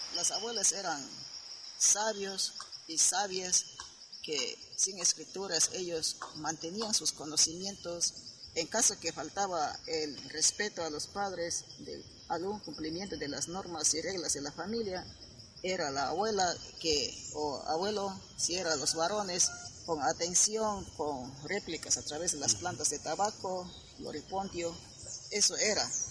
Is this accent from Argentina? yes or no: no; Cordillera del Cóndor, Tiwintza, Morona Santiago, Ecuador; first language Shuar; Spanish is a second language; Soy de la Correa del Cóndor, de la provincia de Morona Santiago